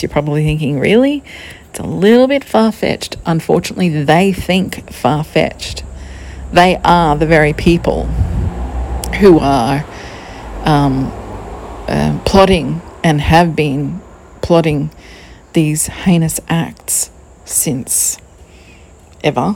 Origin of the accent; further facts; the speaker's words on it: Queensland, Australia; We're from Queensland